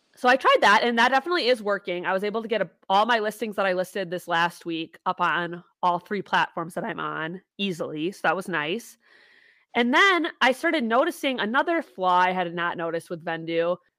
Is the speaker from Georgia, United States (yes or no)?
no; Wisconsin, United States; we're from Wisconsin